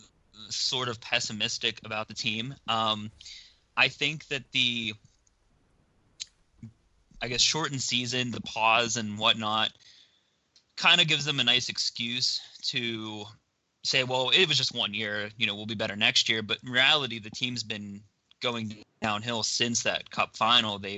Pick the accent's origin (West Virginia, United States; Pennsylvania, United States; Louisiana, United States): Pennsylvania, United States; I'm from Pennsylvania, so I grew up a Penguins fan